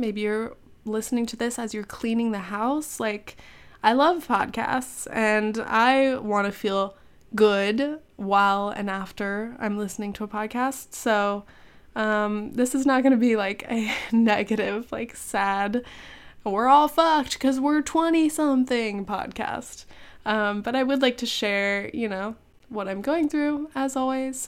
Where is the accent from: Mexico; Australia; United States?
United States; California; moved away; I'm from California